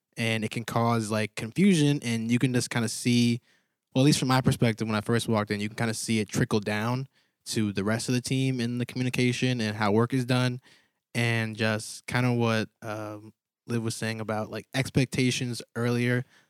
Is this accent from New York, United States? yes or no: no; Connecticut, United States; moved away; I'm from Gales Fair, Connecticut, small town